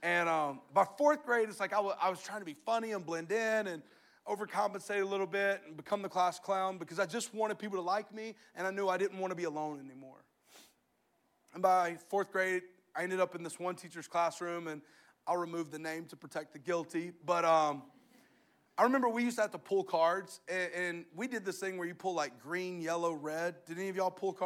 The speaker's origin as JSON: {"language": "English", "region": "the South", "country": "United States", "said": "I'm from the South."}